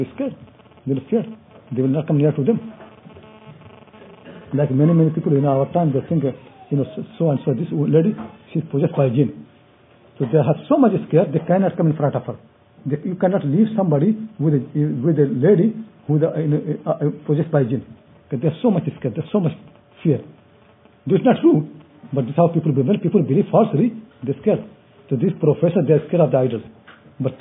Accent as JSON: {"language": "English", "country": "India", "moved": "yes", "lives_now": "United Kingdom", "said": "I'm from India"}